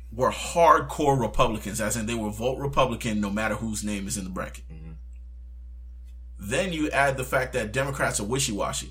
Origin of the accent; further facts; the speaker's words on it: United States; as an American